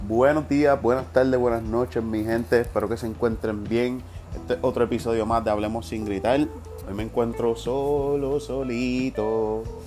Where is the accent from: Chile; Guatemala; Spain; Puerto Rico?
Puerto Rico; no me siento puertorriqueño